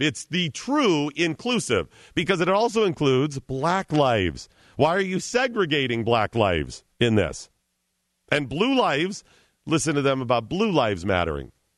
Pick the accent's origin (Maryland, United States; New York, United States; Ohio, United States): Ohio, United States; Cleveland; I'm from Cleveland.